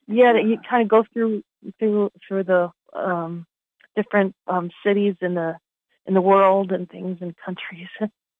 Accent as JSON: {"language": "English", "town": "Kearny", "region": "New Jersey", "country": "United States", "tie": "born or raised there", "accent": "New Jersey", "moved": "as an adult", "lives_now": "California, United States", "said": "I'm born and raised in New Jersey, and I've been out in California for 22 years."}